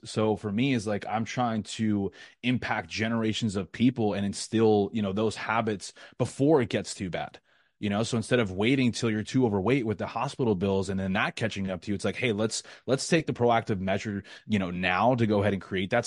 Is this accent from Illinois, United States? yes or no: no; New York, United States; moved away as an adult; now in Florida, United States; I was born and raised in New York, like I said, I'm twenty-seven, I spent twenty-five years there.